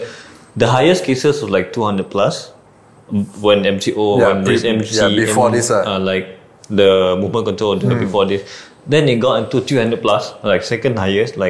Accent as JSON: {"language": "English", "country": "Malaysia", "said": "Ourselves as a Malaysian"}